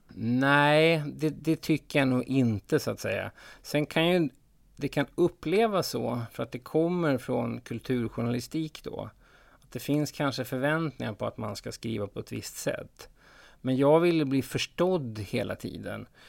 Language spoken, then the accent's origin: Swedish; Sweden; som svensk